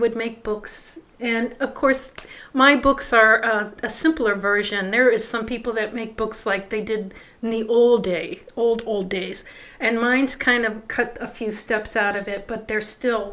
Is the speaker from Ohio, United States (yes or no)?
yes; Cleveland, Ohio, United States; I'm originally from the Cleveland area of Ohio. I lived in a suburb there, grew up there, went to school there